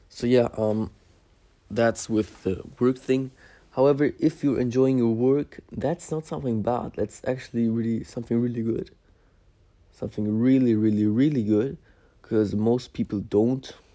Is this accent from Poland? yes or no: yes; Szczecin, West Pomeranian Voivodeship, Poland; now in Germany; I was born in Poland, um, near the, um, what's it called? Near the uh, border between um, Poland and Germany